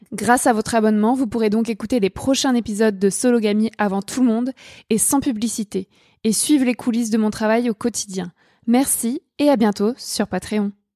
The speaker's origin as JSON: {"language": "French", "country": "France", "also_born_or_lived": "Cherbourg, France"}